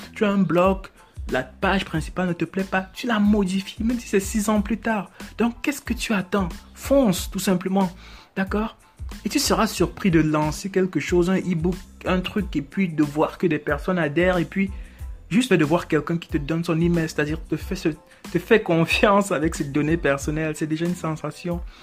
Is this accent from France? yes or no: no; Cameroon; Je suis africain, moi aussi, je suis camerounais